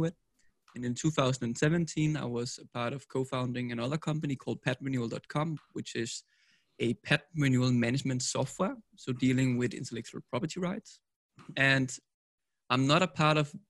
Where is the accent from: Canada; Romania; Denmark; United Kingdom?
Denmark; Copenhagen, Capital Region of Denmark; I'm from Copenhagen, Denmark.